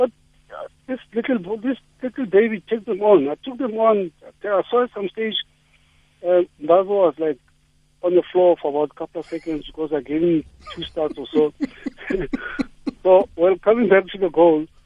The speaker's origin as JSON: {"language": "English", "town": "Johannesburg", "region": "Gauteng", "country": "South Africa", "said": "In Soweto, yeah, there's a pitch called Elka, just the other way from where I am"}